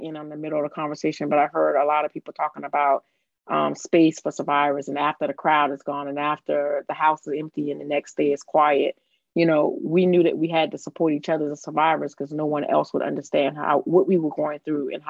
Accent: Summerville, South Carolina, United States; I'm from Somerville, South Carolina, right outside of Charleston, South Carolina.

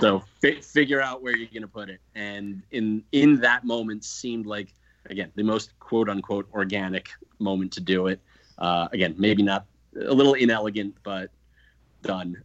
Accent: East Coast, United States; we're from the East Coast

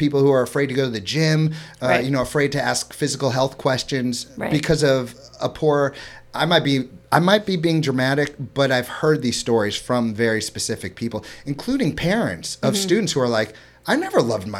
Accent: St. Louis, Missouri, United States; also born or lived in Florida; I'm from Florida, I'm from St. Louis, Missouri.

